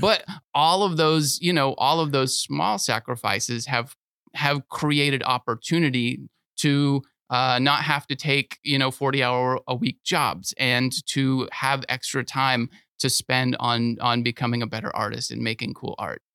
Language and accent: English; Sebring, Florida, United States; now in Lakeland, United States; I grew up in Sebring, Florida, which is, uh, even smaller than Lakeland